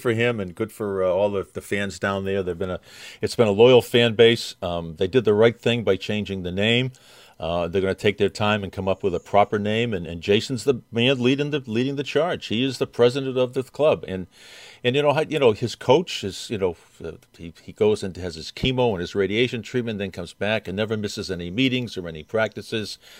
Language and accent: English; Boston, Massachusetts, United States; I'm from Boston